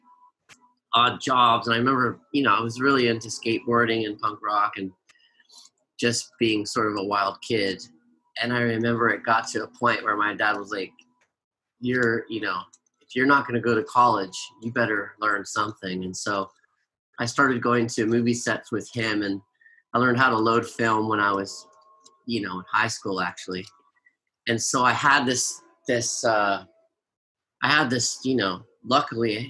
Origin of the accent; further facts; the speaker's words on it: Los Angeles, California, United States; I live in Hollywood, I grew up in Los Angeles